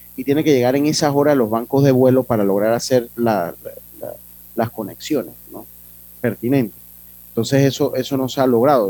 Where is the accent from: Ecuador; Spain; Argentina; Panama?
Panama; Las Tablas, Los Santos; moved away; mi pueblo querido, Santo Domingo Las Tablas